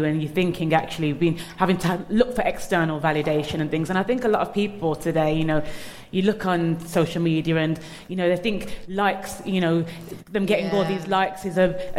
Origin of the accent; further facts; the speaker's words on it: Birmingham, West Midlands, United Kingdom; growing up in Birmingham